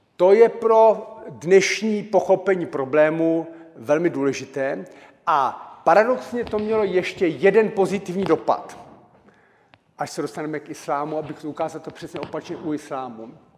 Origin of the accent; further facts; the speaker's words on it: Czechia; Narodil jsem se v Československu a, e, a žiju v České republice